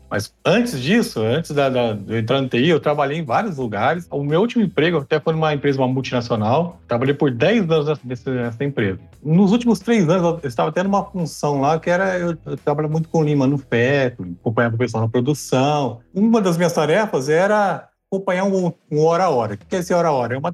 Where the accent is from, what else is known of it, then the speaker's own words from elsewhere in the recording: Ribeirão Preto, São Paulo, Brazil; tenho 44 anos, sou de Ribeirão Preto, casado, com dois filhos